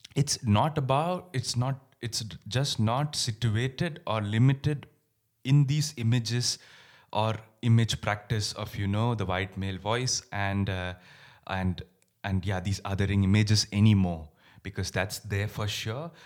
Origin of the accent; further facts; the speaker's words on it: India; moved away; My roots are in India. I grew up in India